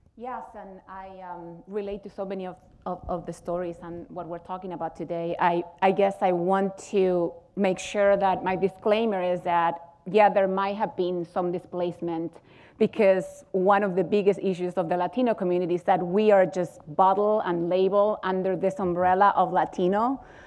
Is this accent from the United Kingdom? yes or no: no; Chile; moved away as an adult; now in United States; I live in Chile